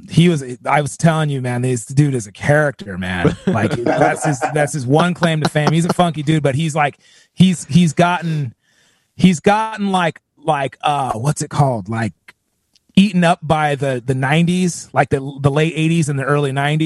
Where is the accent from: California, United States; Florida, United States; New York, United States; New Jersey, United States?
California, United States; I was born and raised in California